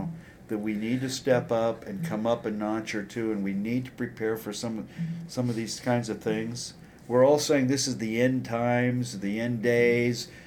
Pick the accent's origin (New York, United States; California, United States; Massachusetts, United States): California, United States; Yeah. I grew up there.